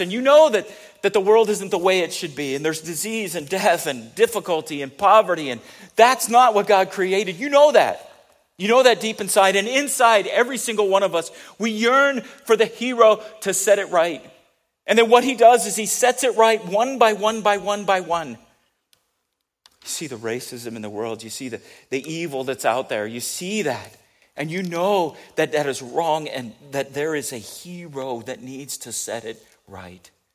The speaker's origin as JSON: {"language": "English", "town": "San Diego", "region": "California", "country": "United States", "tie": "born or raised there", "also_born_or_lived": "Kansas City", "moved": "yes", "said": "I did grow up a lot in San Diego, but not all, right?"}